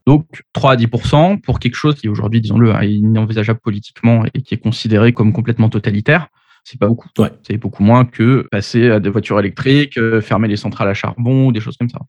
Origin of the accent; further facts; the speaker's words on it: Paris, Île-de-France, France; j'ai 39 ans, je suis parisien